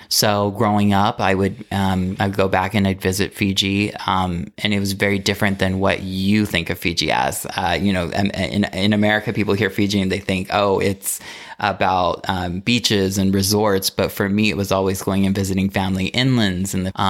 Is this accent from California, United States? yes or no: yes; Modesto, California, United States; moved away as an adult; also born or lived in San Francisco / Los Angeles; now in Palm Springs, United States; Okay, I am from Modesto, California, born and raised. It's a small town.